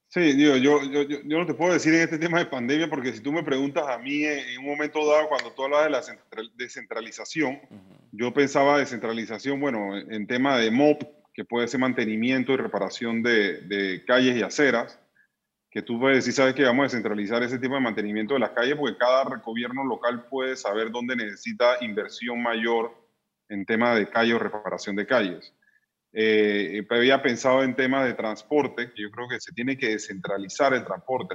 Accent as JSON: {"language": "Spanish", "country": "Panama", "said": "nosotros como panameños"}